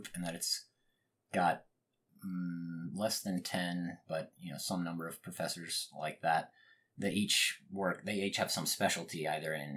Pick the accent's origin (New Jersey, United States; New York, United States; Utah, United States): Utah, United States; moved away as an adult; also born or lived in Munich, Germany / New Hampshire; now in Austin, United States; I was born in Munich, Germany. I did not grow up there though. I was only there for about 2 years before my family came to New Hampshire briefly, and then Utah. Utah is really where I was raised.